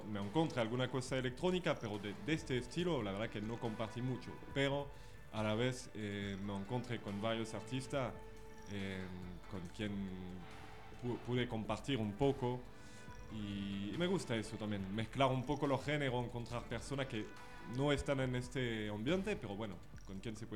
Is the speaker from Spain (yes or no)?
no; France; Spanish is a second language; De Francia.